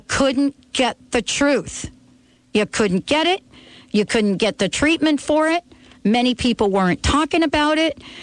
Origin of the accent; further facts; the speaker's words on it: New Jersey, United States; I'm from New Jersey